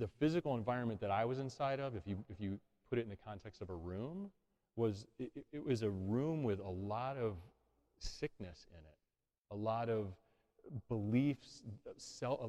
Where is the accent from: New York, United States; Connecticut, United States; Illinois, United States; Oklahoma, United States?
Illinois, United States; Chicago; moved away as an adult; also born or lived in Metro Detroit; now in Detroit, United States; I grew up in Chicago.